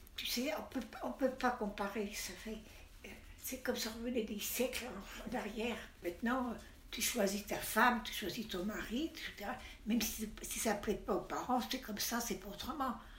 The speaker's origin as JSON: {"language": "French", "town": "Aix-les-Bains", "region": "Auvergne-Rhône-Alpes", "country": "France", "tie": "born or raised there", "said": "Je suis née à Aix-les-Bains, le 5 janvier 1927"}